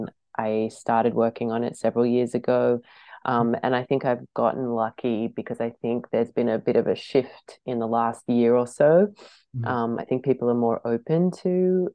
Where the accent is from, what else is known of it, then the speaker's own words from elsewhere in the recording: Australia; being an Australian